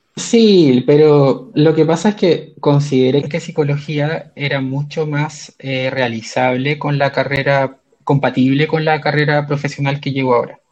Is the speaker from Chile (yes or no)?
yes; Concepción, Biobío, Chile; moved away as an adult; also born or lived in China; now in Santiago, Chile; soy de Concepción, si bien desde fines del año 2009 vivo fuera de Concepción